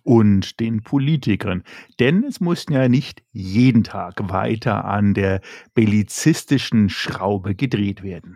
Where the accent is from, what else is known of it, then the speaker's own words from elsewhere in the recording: Germany; bei uns in Deutschland und Europa